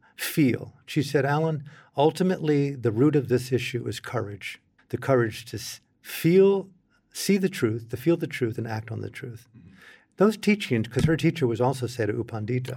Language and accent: English; United States; as an American in the cultural setting that I came from